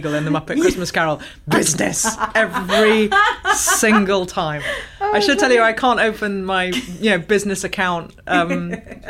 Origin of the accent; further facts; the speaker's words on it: Birmingham, West Midlands, United Kingdom; I grew up in Birmingham. It's the furthest place you can get to from the sea.